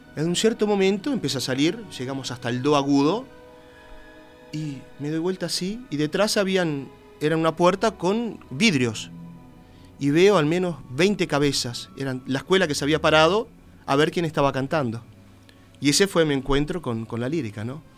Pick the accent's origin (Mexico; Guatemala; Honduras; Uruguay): Uruguay; moved away as an adult; cuando llego acá, no sé, serán los, perfumes, los colores que me llevan a, mi niñez, a lo que era lindo cuando yo era chico, donde yo crecí